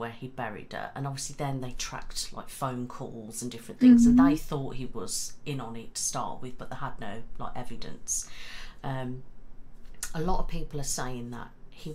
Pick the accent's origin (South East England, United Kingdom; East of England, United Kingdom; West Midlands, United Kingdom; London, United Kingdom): West Midlands, United Kingdom; Mid Staffordshire; I'm from Mid Staffs.